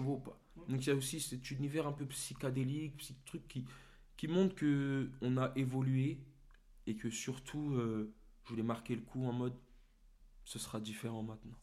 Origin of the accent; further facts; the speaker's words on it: Torcy, Île-de-France, France; now in Meaux, France; j'ai grandi à Torcy, au quartier